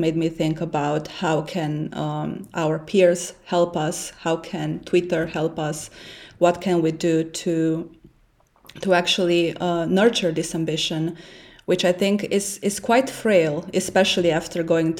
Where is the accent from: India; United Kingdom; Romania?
Romania; English is a second language; moved away as an adult; also born or lived in Switzerland; now in Berlin, Germany; as an immigrant living in Berlin and then in Switzerland, I'm originally from Romania